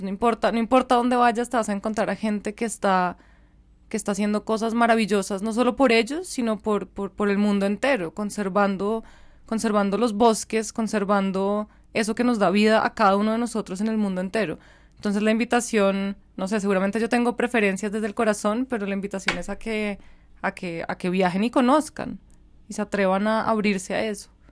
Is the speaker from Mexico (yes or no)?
no; Colombia; also born or lived in Germany; en este que es mi país aunque dijiste que soy colombo alemana, mi corazón está 100% arraigado acá